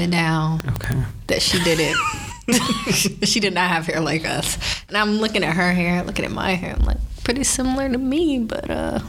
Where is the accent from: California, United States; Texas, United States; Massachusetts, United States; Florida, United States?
Texas, United States; Houston; And I'm from Houston, so it's very humid.